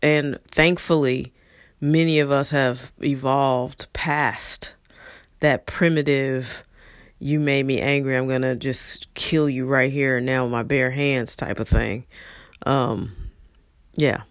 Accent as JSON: {"language": "English", "town": "St. Louis", "region": "Missouri", "country": "United States", "tie": "born or raised there", "also_born_or_lived": "Los Angeles", "moved": "yes", "said": "I grew up in in St. Louis"}